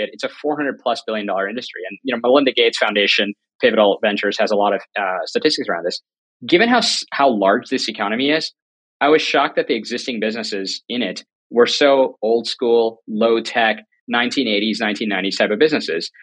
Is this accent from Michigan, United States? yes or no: no; North Carolina, United States; moved away as an adult; also born or lived in New York City; I grew up in North Carolina, went to UNC Chapel Hill on a full ride